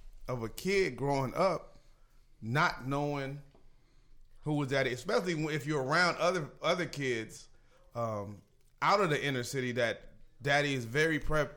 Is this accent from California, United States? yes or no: yes; Los Angeles, California, United States; growing up in the Jordan Down Projects